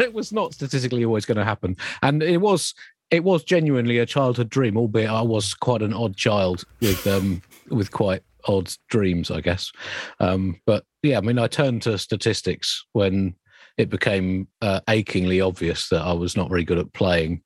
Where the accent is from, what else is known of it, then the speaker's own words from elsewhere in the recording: Kent, South East England, United Kingdom; I grew up in Kent